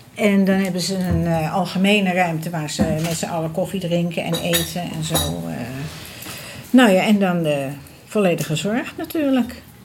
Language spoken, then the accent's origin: Dutch; Amsterdam, North Holland, Netherlands; moved away as an adult; now in Almere, Netherlands; we blijven echt wel, eh, wel Amsterdammers